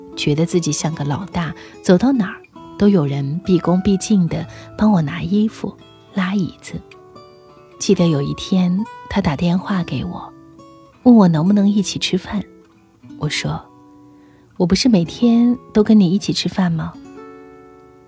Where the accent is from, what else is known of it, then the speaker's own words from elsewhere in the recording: China; 我是中国人